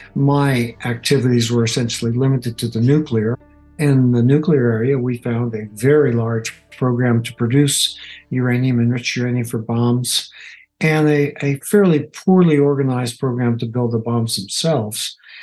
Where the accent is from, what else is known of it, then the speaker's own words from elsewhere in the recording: United States; as an American